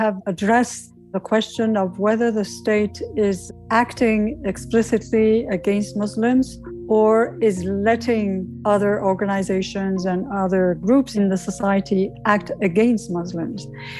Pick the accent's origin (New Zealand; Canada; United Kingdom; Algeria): Algeria; now in Paris, France; I'm an Algerian French citizen living in France. I'm speaking from Paris